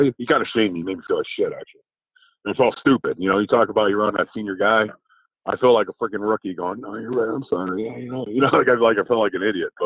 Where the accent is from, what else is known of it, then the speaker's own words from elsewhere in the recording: New York, United States; I'm from New York. We say guy